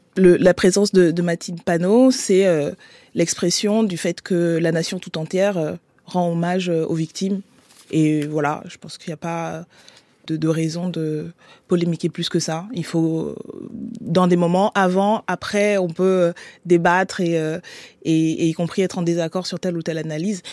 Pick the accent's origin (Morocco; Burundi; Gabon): Gabon; now in Paris, France; je suis née et j'ai grandi au Gabon